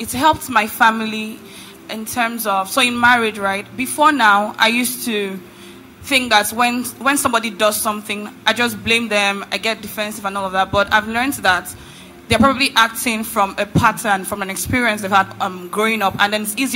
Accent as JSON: {"language": "English", "region": "Lagos", "country": "Nigeria", "tie": "born or raised there", "said": "growing up in Lagos"}